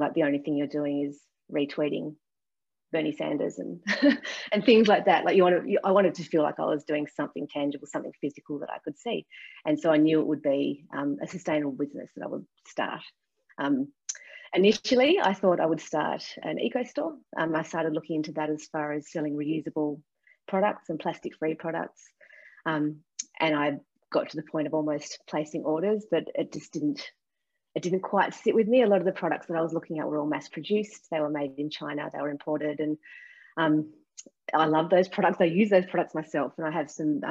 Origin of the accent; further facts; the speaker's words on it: Tasmania, Australia; also born or lived in London; I lived in London for a couple of years, and the first thing people asked me was, where are you from? And I'd say Tasmania